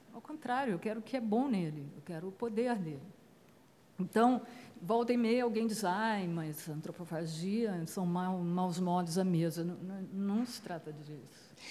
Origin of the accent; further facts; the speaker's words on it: Brazil; nós existimos, enquanto brasileiros